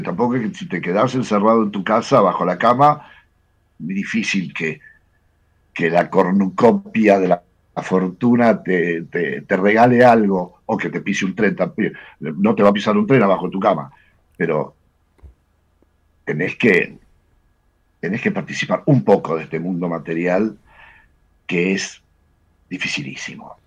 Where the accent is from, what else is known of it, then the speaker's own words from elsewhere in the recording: Argentina; yo soy argentino, tengo todos mis amigos, tenía todos mis amigos acá